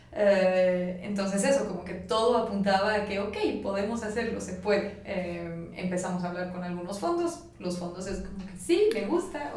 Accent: Bolivia; also born or lived in France / La Paz; now in Mexico; yo soy boliviana

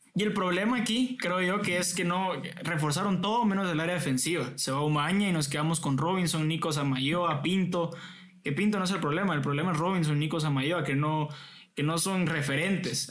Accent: Guatemala; como chapines

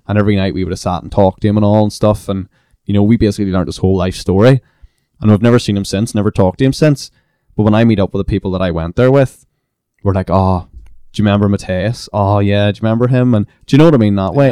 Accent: Belfast, Northern Ireland, United Kingdom; I was from Belfast

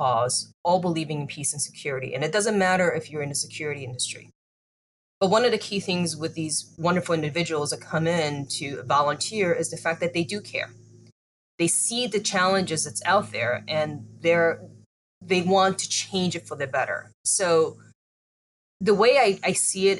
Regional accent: United States; I grew up in the United States.

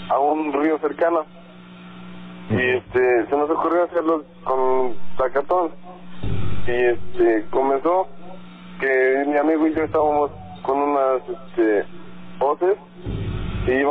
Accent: Tlaxcala, Mexico; now in Toluca, Mexico; yo no soy del estado de Toluca. Cómo del estado de Tlaxcala, pero trabajamos en Toluca.

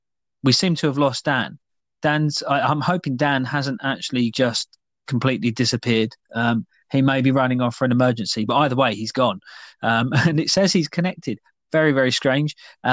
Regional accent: United Kingdom; with us being British making a tea.

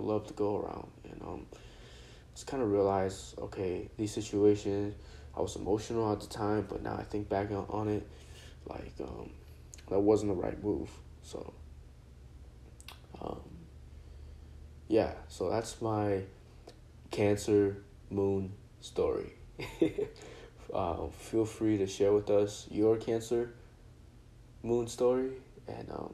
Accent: China; moved away; when I was born, when I was in China, and talking about my grandparents and just the people I grew up with in China

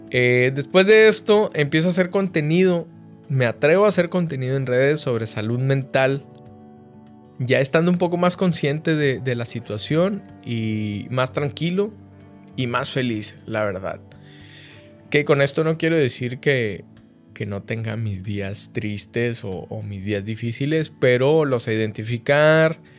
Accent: northern Mexico, Mexico; tengo 31 años de edad, eh, soy norteño orgullosamente del país de México

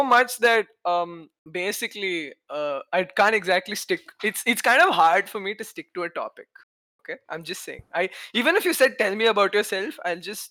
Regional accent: Kerala, India; now in Pune, India; I'm from Kerala. I've been staying in Pune for, I don't know, 10 years or something.

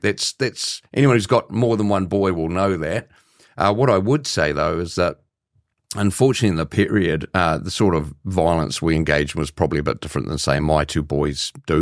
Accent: New Zealand; as a Kiwi

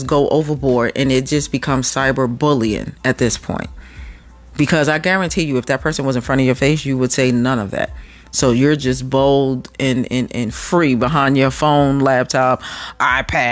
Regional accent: New York, United States; moved away as an adult; I'm from New York

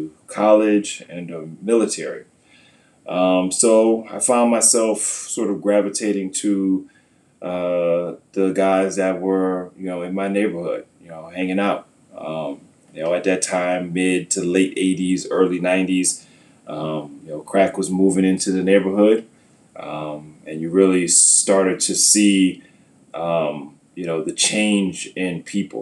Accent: New York City, New York, United States; also born or lived in Syracuse, New York; I grew up in New York, Queens, New York, and Syracuse, New York

